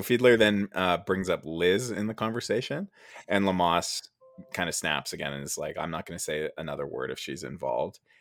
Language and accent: English; Canada; I am from Canada, and in Canada we pronounce it uh, field, f- fielder instead of fiedler